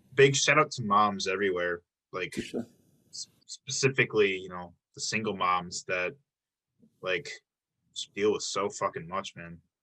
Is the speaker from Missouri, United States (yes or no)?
no; Illinois, United States; now in Milwaukee, United States; I'm from Illinois. I've been, I've only been in Milwaukee for seven years now